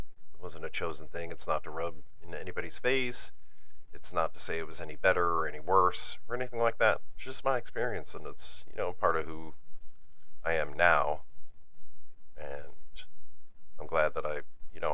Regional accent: Northeast, United States; I'm from Northeast

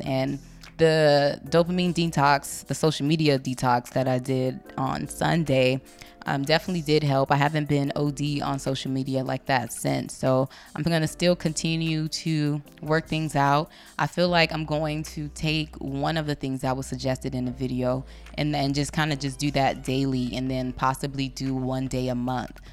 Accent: Compton, California, United States; I'm still from Compton, so this is the shit I grow, I grew up on.

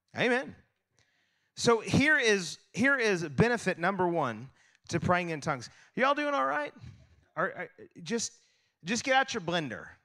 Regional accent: United States; I'm American

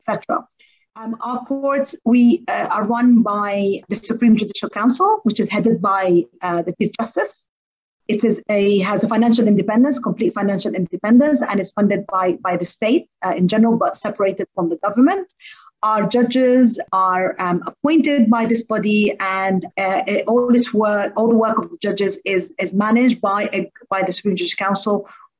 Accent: Bahrain; I come from Bahrain, and it's a very small country

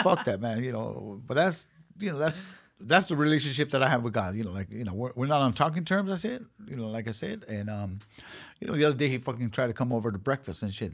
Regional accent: Los Angeles, California, United States; I was born and raised in South Central Los Angeles

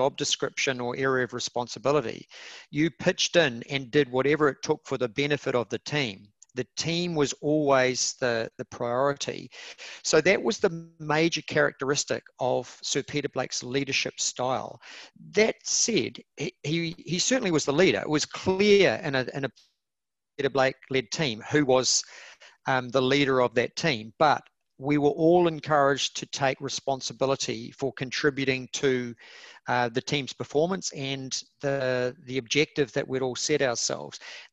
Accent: New Zealand; Kiwi yachties

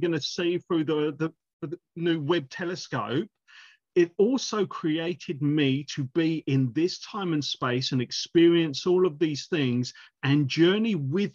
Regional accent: United Kingdom; moved away as an adult; now in New Zealand; I go into a church in my hometown in the UK

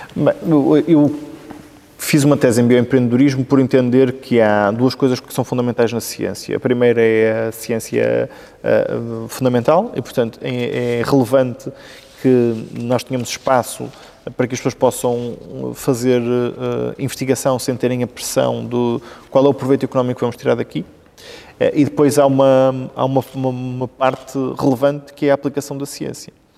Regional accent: Vila Nova de Gaia, Norte, Portugal; also born or lived in Santa Marinha / Mafamude / Arcozelo; de facto sou natural de Santa Marinha e portanto nos meus primeiros dois anos de vida um, vivi aí. Depois mudei-me para o lado, uh, para Mafamudo, que é, que é a minha freguesia de, de Vila Nova de Gaia

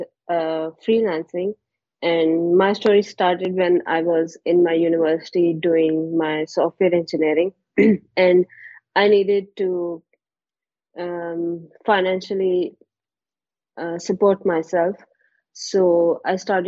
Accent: Haripur, Khyber Pakhtunkhwa, Pakistan; moved away as an adult; now in Islamabad, Pakistan; I was born in Haripur and we shifted here 3 years ago

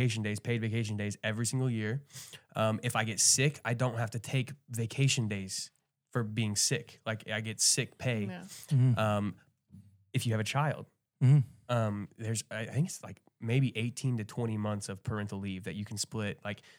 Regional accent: United States; moved away as an adult; now in Sweden; as an American coming from that kind of perspective

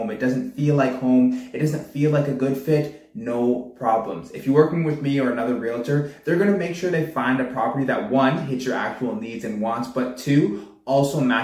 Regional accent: Pickering, Ontario, Canada; also born or lived in Whitby; I've been born and raised in the Durham region. Born out in Pickering, I'm out in Whitby now

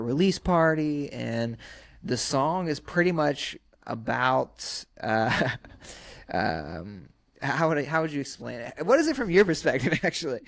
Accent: Sumter, South Carolina, United States; now in Los Angeles, United States; I'm from Sumter, South Carolina.

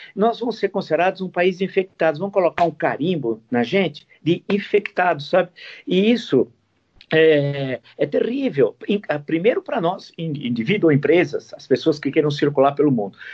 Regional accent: São José do Rio Preto, São Paulo, Brazil; now in São Paulo, Brazil; fiz o grupo escolar onde eu nasci, nasci em São José do Rio Preto, ah, interior de São Paulo

